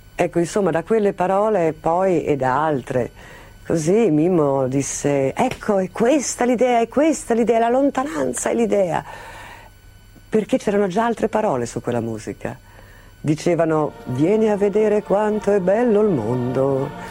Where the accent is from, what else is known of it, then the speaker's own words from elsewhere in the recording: Sardinia, Italy; moved away; per questa terra che lasciavo